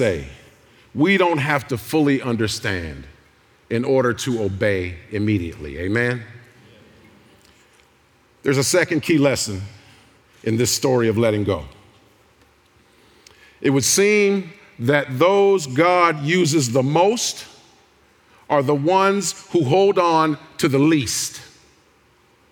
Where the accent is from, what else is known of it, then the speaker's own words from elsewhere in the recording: Youngstown, Ohio, United States; I'm from Youngstown.